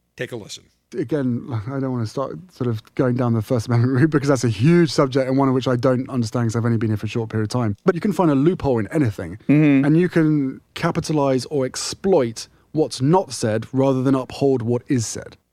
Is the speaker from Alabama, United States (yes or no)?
no; Buffalo, New York, United States; in Buffalo, my hometown